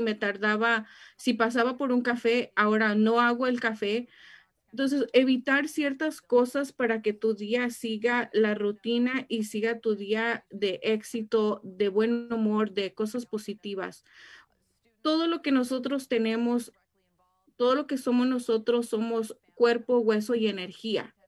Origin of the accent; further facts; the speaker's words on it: Mexico; now in Riverside, United States; cuando mis papás me trajeron a este país, créanme que yo lloré mucho porque yo quería quedarme en mi país